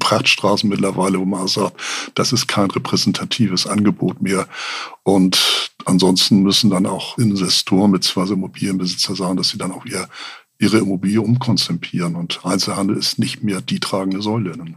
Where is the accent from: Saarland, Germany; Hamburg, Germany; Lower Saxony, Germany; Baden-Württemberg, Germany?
Hamburg, Germany; als Hamburger